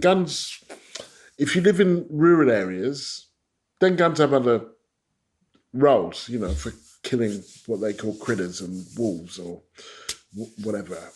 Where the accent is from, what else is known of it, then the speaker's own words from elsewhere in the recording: Stevenage, East of England, United Kingdom; I grew up in Stevenage, which was created the same year as the NHS by the Attlee government